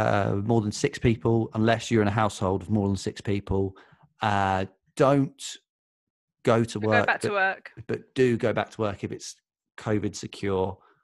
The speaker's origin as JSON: {"language": "English", "town": "Watford", "region": "East of England", "country": "United Kingdom", "moved": "yes", "lives_now": "Peckham, London, United Kingdom", "said": "I'm from Watford."}